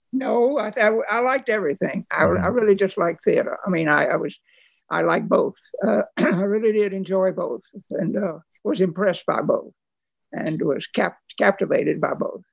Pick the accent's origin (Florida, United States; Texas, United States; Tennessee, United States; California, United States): Tennessee, United States; Nashville; I grew up in Nashville, Tennessee